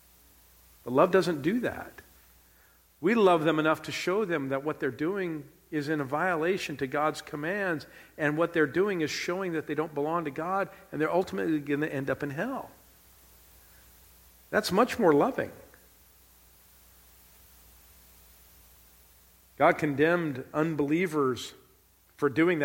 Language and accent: English; Southern California, United States; moved away; I grew up in Southern California